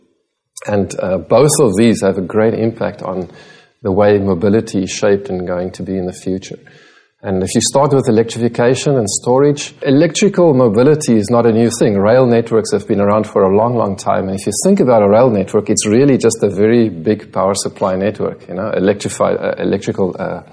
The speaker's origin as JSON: {"language": "English", "country": "South Africa", "moved": "as an adult", "lives_now": "Singapore", "said": "I'm South African."}